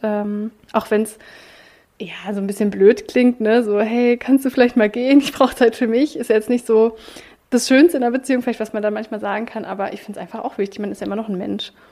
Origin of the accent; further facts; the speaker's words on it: Baden-Württemberg, Germany; now in Berlin, Germany; ich komme ja eigentlich aus Baden-Württemberg